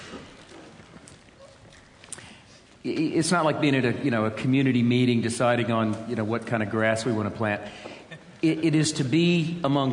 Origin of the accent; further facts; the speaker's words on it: United States; some of us came over from America